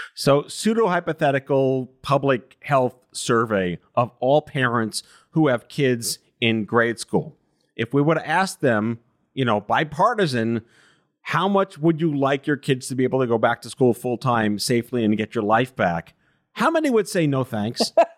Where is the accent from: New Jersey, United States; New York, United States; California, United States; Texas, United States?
New York, United States; I'm born and raised in New York